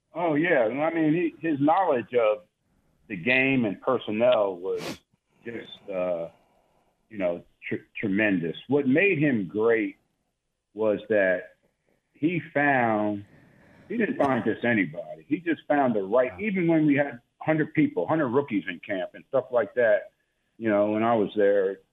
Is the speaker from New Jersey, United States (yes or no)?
yes; New Jersey, United States; moved away; also born or lived in Tulsa; I'm from New Jersey.